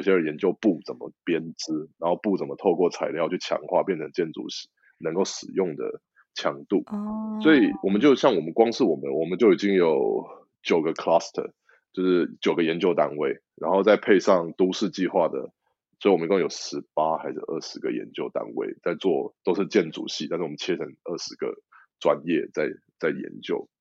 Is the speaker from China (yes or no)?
no; Taiwan; moved away as an adult; now in United Kingdom; 我们台湾人